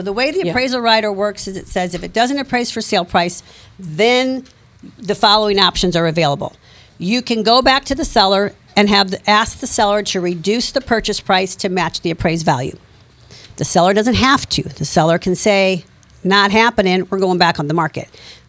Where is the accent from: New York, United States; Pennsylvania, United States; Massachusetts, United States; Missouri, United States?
Missouri, United States; Ferguson; I grew up in Ferguson.